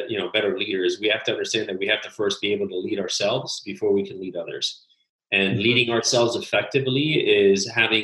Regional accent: Miami, Florida, United States; also born or lived in Illinois / Switzerland / Italy / Panama; I'm from Miami, Florida, originally born and raised here, went to school here

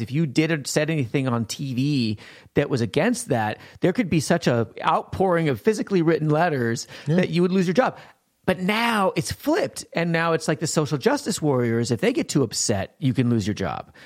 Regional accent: Montana, United States; I grew up in Montana. I grew up sheltered.

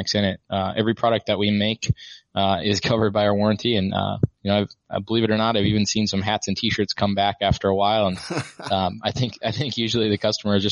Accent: Midwest, United States; I grew up in the Midwest

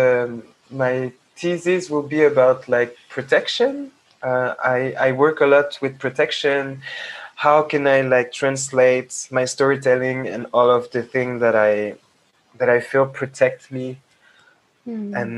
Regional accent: Paris, Île-de-France, France; being a young Black Senegalese, half Senegalese, half Togolese, growing up in France

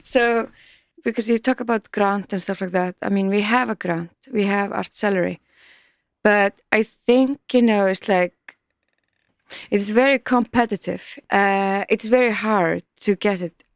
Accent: Iceland; we are so young country

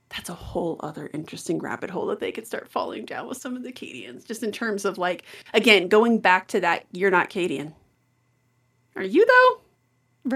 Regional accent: Colorado, United States; I say this as a native Coloradan

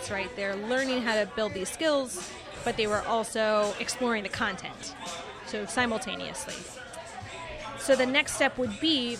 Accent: Texas, United States; now in New York, United States; Texas, actually, my hometown, where 13 o'clock is based

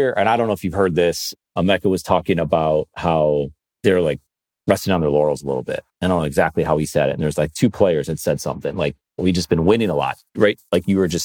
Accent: Buffalo, New York, United States; I grew up in Buffalo

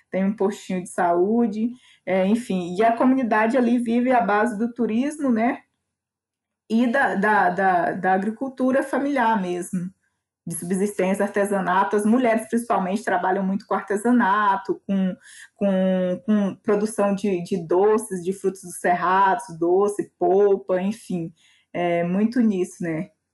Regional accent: Cavalcante, Goiás, Brazil; moved away; a comunidade de onde eu venho, que é a comunidade de Vão do Moleque, fica no município de Cavalcante

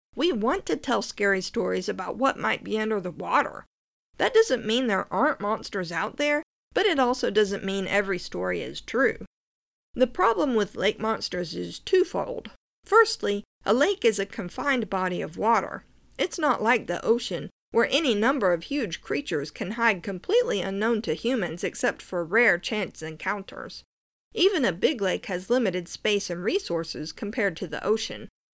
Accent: Norris Lake, Tennessee, United States; I grew up near Norris Lake, which was formed in the nineteen thirties when the Clinch River was dammed

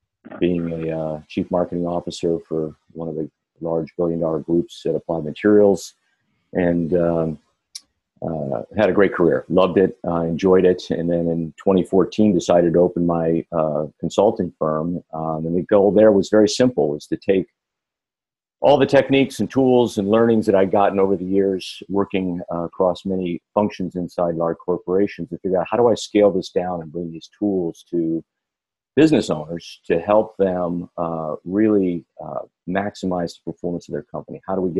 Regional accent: Ann Arbor, Michigan, United States; born there; So I actually born in Ann Arbor, Michigan, but lived all over the country.

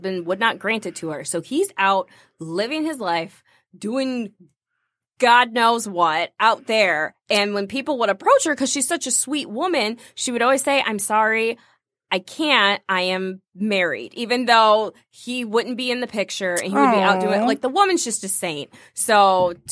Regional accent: Michigan, United States; also born or lived in Toledo, Ohio; I was born in Ohio but raised in Michigan, so Michigan girl at heart

